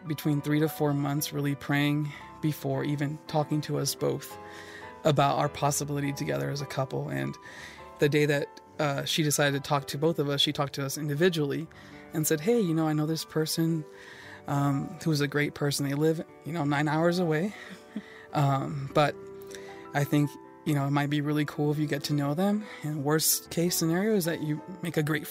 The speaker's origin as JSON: {"language": "English", "town": "San Antonio", "region": "Texas", "country": "United States", "tie": "born or raised there", "said": "Growing up in San Antonio, Texas, I grew up in a home that was very Latin"}